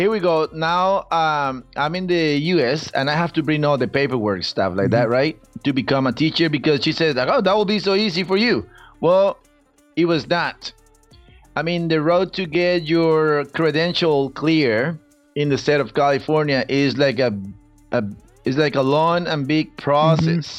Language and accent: English; Costa Rica; English is a second language; moved away as an adult; now in United States; I'm from Costa Rica, born and raised.